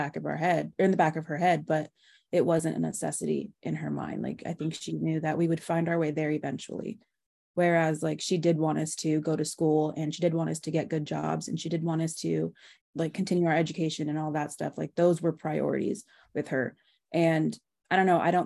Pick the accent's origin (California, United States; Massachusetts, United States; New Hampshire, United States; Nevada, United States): California, United States; Bay Area; me and my sister, Becca, we grew up in the Bay Area